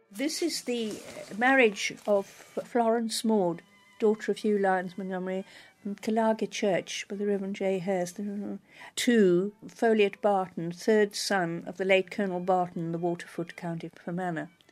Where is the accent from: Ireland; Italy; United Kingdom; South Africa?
South Africa; I was a child growing up in South Africa